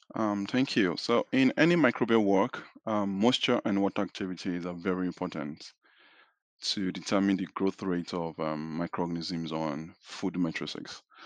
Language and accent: English; Nigeria; moved away as an adult; now in Fayetteville, United States; I am originally from Nigeria